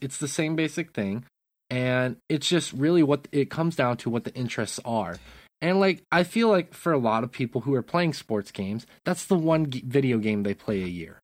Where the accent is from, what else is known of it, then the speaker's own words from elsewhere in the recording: Great Falls, Montana, United States; you and I grew up in Great Falls